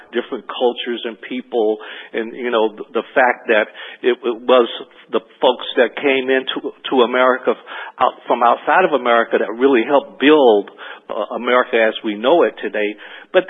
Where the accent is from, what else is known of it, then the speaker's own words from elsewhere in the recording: Gadsden, Alabama, United States; I grew up in Gaston, Alabama, looking at colored and white water fountains and bathrooms